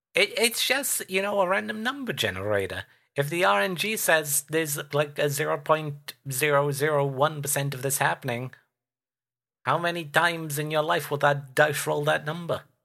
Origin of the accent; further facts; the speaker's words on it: United Kingdom; as a Brit